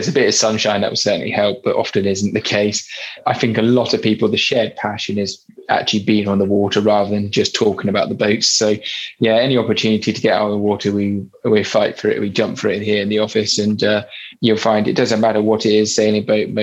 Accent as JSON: {"language": "English", "town": "Warsash", "region": "South East England", "country": "United Kingdom", "tie": "born or raised there", "also_born_or_lived": "Birmingham", "said": "I grew up locally here in Worsash on the Hamble River, but originally from Birmingham, not that anyone could tell because I've lost my accent"}